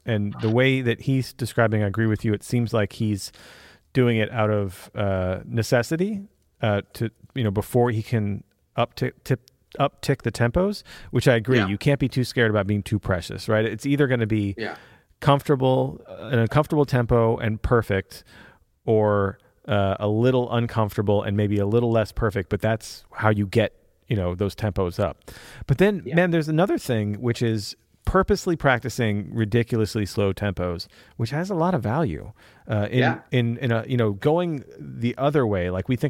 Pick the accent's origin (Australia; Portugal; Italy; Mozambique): Italy; I'm from Italy.